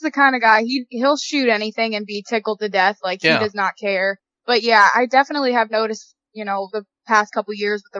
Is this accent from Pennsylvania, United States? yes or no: yes; Pennsylvania, United States; moved away as an adult; now in Missouri, United States; I'm from Pennsylvania, and my dad is like the most obsessed whitetail hunter that I know, even to this day.